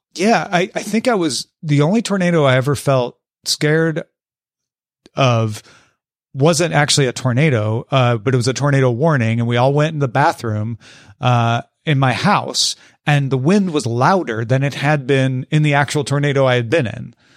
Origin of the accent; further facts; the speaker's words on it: Illinois, United States; moved away as an adult; now in Los Angeles, United States; I grew up in Illinois, went to school at the University of Illinois in Champaign.